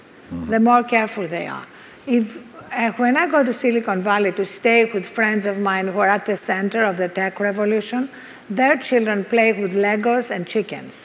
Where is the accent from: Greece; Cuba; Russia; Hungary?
Greece; accent: Greek; moved away; I'm Greek, as you can hear from this accent. So I was brought up on the Greek philosophers